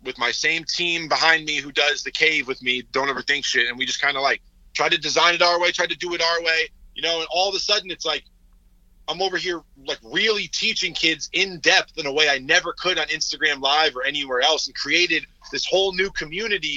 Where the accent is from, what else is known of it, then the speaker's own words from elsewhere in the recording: Connecticut, United States; I grew up in Connecticut.